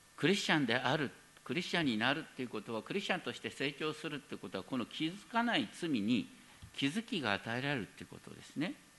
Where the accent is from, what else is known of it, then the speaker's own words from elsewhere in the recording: Hokkaido, Japan; now in Tokyo, Japan; 僕は北海道出身だからさ